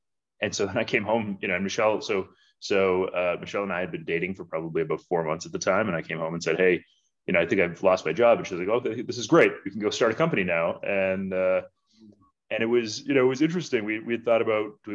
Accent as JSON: {"language": "English", "area": "outside of Toronto", "region": "Ontario", "country": "Canada", "tie": "born or raised there", "also_born_or_lived": "India / Chicago", "said": "I was born in India. My mom is from Kenya, and moved to Toronto via Chicago when I was a kid. So grew up outside of Toronto"}